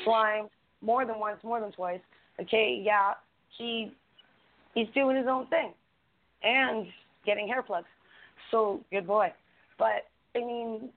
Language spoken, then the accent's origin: English; Canada; I'm Canadian content